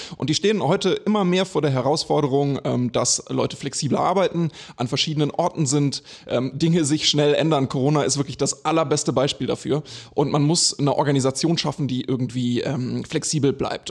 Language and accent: German; Germany; moved away; also born or lived in Sweden / Switzerland; ich bin zwar in Deutschland geboren, aber war in Schweden und in der Schweiz